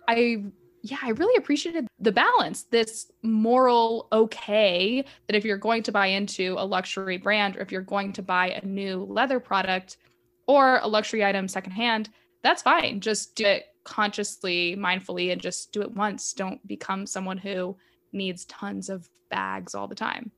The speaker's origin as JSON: {"language": "English", "country": "United States", "said": "as an American"}